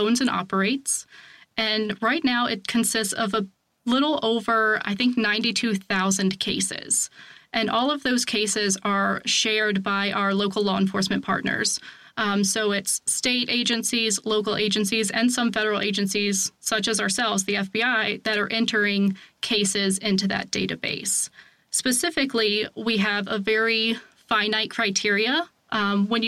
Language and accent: English; Virginia, United States; I was born and raised in Virginia. I live there still, just in a very different part